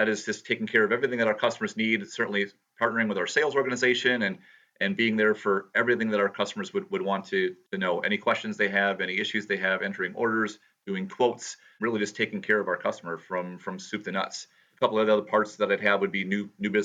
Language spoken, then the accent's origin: English; Appleton, Wisconsin, United States; been born and raised in the Fox Cities area and lived in Appleton for pretty much the last 50 odd years